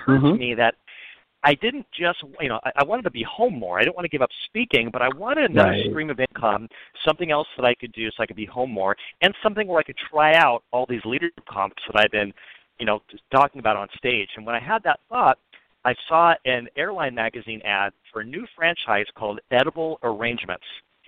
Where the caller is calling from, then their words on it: Los Angeles, California, United States; I'm calling from Los Angeles, California.